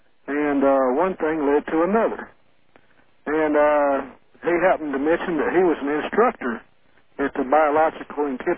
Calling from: Birmingham, Alabama, United States; I'm calling from Birmingham, Alabama.

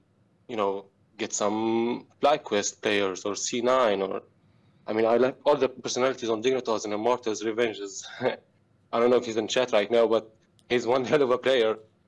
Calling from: Tunisia; I'm calling from Tunisia.

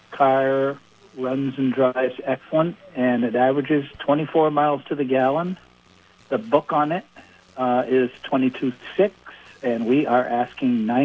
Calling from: Colchester, Vermont, United States; I am calling from Colchester.

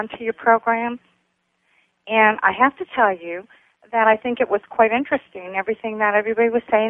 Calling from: Fort Myers, Florida, United States; I'm calling from Fort Myers.

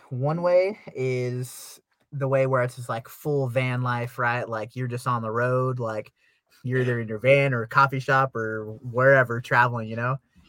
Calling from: Salt Lake City, Utah, United States; So I'm actually in Salt Lake City, Utah right now. Murray, more specifically.

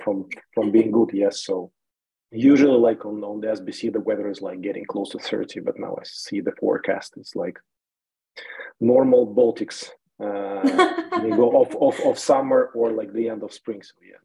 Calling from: Riga, Latvia; I'm talking from Riga, and like my flight to Malta is just like in 3 hours.

